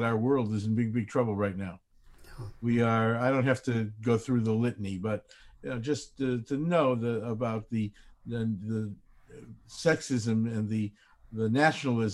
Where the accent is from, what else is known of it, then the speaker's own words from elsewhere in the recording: Chicago, Illinois, United States; I grew up in Chicago, where we all sat on our front porches every night